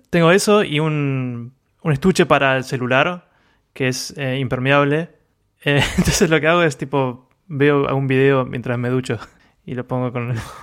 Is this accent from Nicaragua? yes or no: no; Argentina; now in Japan; como argentino